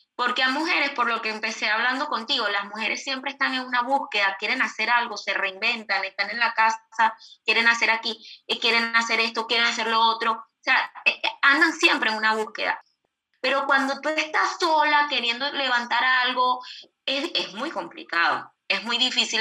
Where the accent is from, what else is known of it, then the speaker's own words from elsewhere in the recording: Venezuela; moved away as an adult; now in Uruguay; nosotros en Venezuela eh, teníamos empresa, eh, estábamos relativamente tranquilos en nuestro país